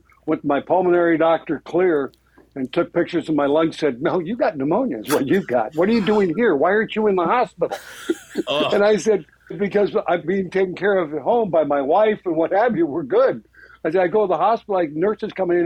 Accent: Beverly Hills, California, United States; I was born and raised in Beverly Hills

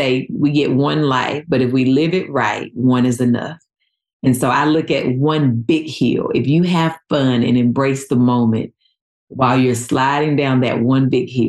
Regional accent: North Carolina, United States; moved away; Growing up in North Carolina

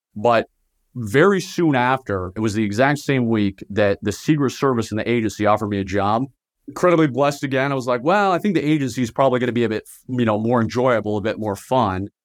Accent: Virginia, United States; moved away as an adult; also born or lived in Southern Utah; now in Utah, United States; I was born and raised in Virginia, just right outside of Washington, D C

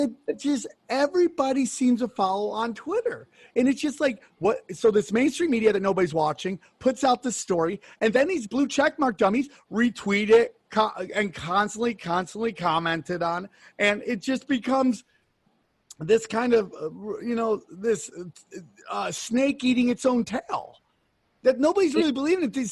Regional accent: United States; I love my fellow Americans. I love being American

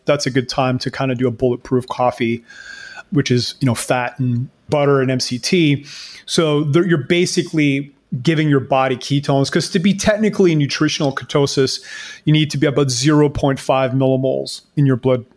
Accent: Canada; now in Panama; I live in Panama, but I'm Canadian

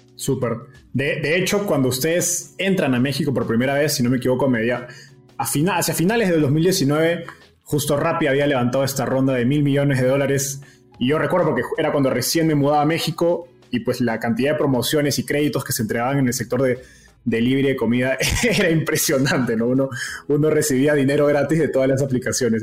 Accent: Peru; los dos somos peruanos

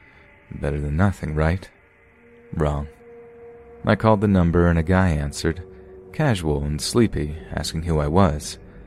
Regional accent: Alaska, United States; I was born and raised in Alaska, so living in the continental United States was a vastly new experience for me.

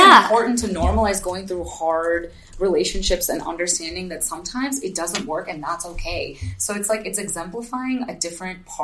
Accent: United States; I identify as South Indian, but there's so many other pockets to my culture, right? Like, it's like I grew up here

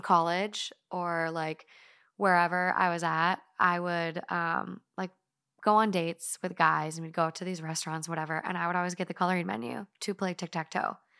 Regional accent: Duluth, Minnesota, United States; growing up in, like, Duluth, northern Minnesota

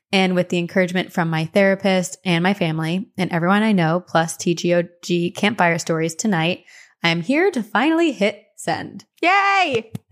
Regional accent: Cleveland, Ohio, United States; also born or lived in Tampa; I grew up in Cleveland and went to high school in Tampa and did my first year of college in Boston.

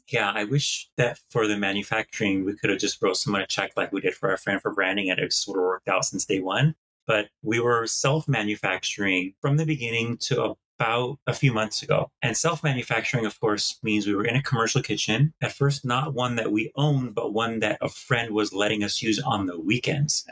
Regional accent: Green Bay, Wisconsin, United States; also born or lived in East Coast; now in Los Angeles, United States; I grew up in the Midwest in Green Bay, Wisconsin until I became lactose intolerant

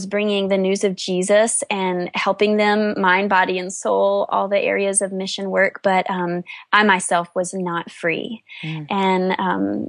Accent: North Carolina, United States; I grew up in a sweet small town in North Carolina

